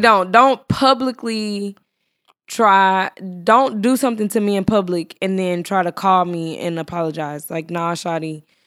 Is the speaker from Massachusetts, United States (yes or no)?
no; Texas, United States; I'm from Texas. We talk slow